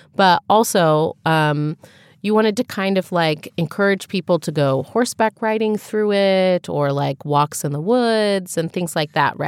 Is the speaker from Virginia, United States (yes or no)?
no; Dayton area, Ohio, United States; in my hometown, we had a Heritage Days festival, right? Because we had several log cabins from throughout the Dayton area